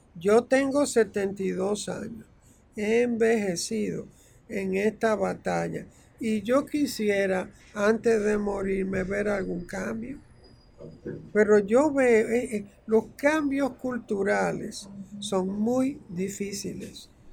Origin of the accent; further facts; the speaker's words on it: Santiago de los Caballeros, Santiago, Dominican Republic; moved away as an adult; nosotros además como eh, dominicanos